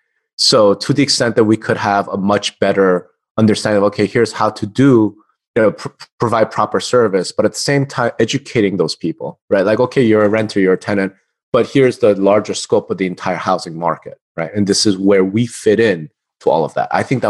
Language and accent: English; New York, United States; also born or lived in New Jersey / Texas; now in Las Vegas, United States; I'm from the East Coast, man. Like, I'm from New York.